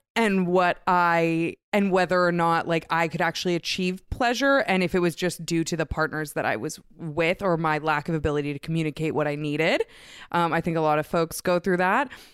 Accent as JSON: {"language": "English", "town": "Vancouver", "region": "British Columbia", "country": "Canada", "said": "I'm a lesbian from Vancouver, Canada."}